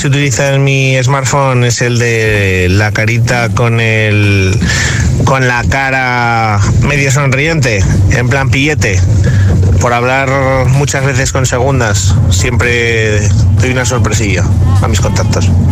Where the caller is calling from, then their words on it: Zaragoza, Aragon, Spain; Saludos desde Zaragoza